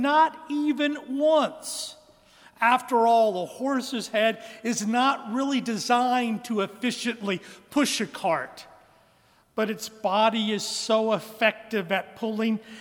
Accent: Western Kansas, United States; now in Birmingham, United States; Although I was born here in Birmingham in Caraway Methodist Hospital, I was reared in Western Kansas. That's why there isn't a trace of a Southern accent in my voice

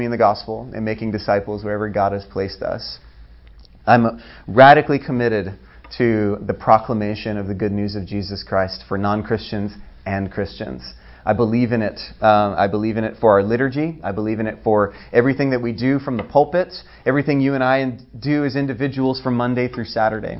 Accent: Oahu, Hawaii, United States; moved away as an adult; also born or lived in Maui, Hawaii; I was born on Maui, raised on Oahu, lived there my whole life till I graduated high school

